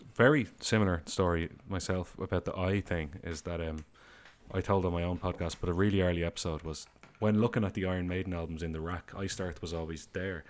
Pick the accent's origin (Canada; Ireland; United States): Ireland; I say film rather than movie, sorry, I'm Irish